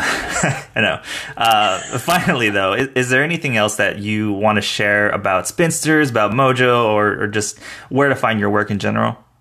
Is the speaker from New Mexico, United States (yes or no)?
no; El Paso, Texas, United States; also born or lived in San Marcos, Texas; my hometown of El Paso, Texas